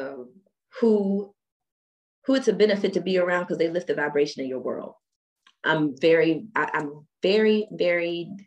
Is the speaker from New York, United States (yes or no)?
no; Washington, District of Columbia, United States; also born or lived in Germany; growing up in Washington, D.C., after returning from being in Germany